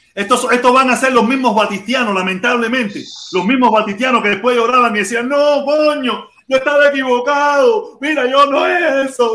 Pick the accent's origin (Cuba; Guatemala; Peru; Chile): Cuba; moved away as an adult; yo llevo casi 20 años fuera de Cuba sin residente, sin expatriarme, sin nada de eso. yo soy yo de Cuba y soy un cingado cubano